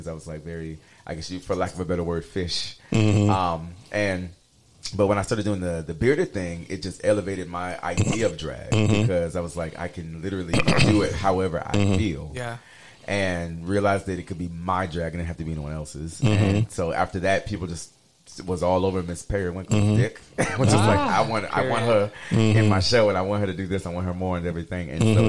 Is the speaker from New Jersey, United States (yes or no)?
no; Hilton Head Island, South Carolina, United States; accent: East Coast Creole (Gullah/Geechee-like, sometimes taken for Cajun); moved away as an adult; also born or lived in Tulsa, Oklahoma / Dallas, Texas; now in Houston, United States; Originally from South Carolina. I lived in what they call the Low Country. I was on an island called Hilton Head Island. It's like 12 miles long, shaped like a shoe. We call ourselves a Geechee Gullah Nation.